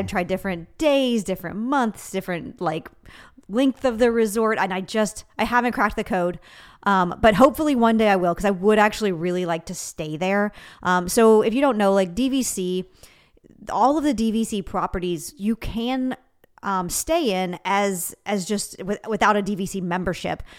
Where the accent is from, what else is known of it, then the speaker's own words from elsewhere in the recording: Kentucky, United States; I'm from Kentucky